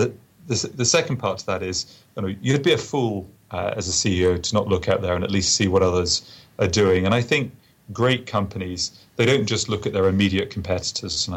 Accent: England, United Kingdom; moved away; me being an Englishman

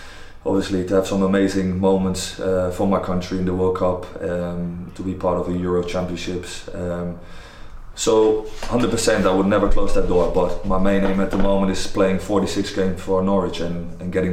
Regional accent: Netherlands; moved away as an adult; also born or lived in Newcastle; now in Norfolk, United Kingdom; I grew up in the Dutch setup

